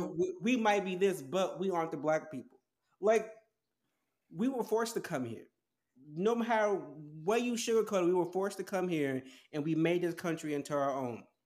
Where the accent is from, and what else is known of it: United States